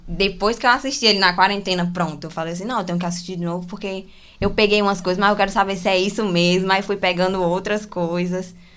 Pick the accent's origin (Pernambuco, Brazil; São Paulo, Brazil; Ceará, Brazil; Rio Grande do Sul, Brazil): Ceará, Brazil; Fortaleza; nascida e criada aqui em Fortal City